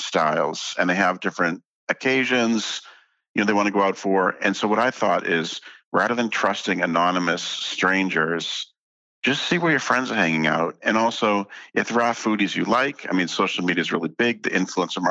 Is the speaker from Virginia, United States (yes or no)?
no; Boston, Massachusetts, United States; I grew up in Boston.